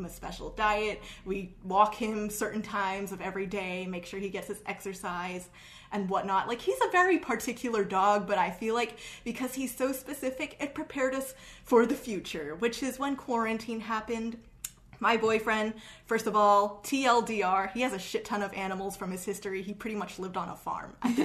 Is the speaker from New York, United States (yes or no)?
yes; New York City, New York, United States; also born or lived in Great Neck, New York; I was moving from Queens to Great Neck